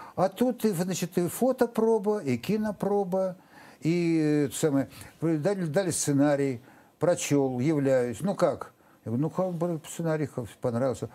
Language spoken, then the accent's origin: Russian; Novosibirsk, Novosibirsk Oblast, Russia; moved away as an adult; я из Новосибирска